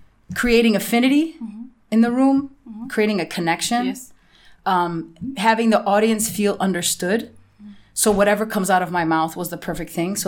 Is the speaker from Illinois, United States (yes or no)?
yes; Chicago, Illinois, United States; moved away; also born or lived in Namibia; I was born in Chicago.